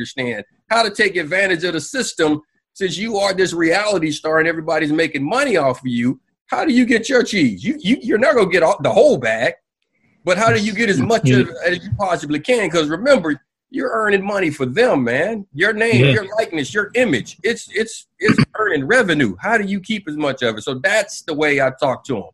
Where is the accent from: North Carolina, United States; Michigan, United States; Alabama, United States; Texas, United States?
Alabama, United States; Anniston; I'm from the South, man. I'm from Anniston, Alabama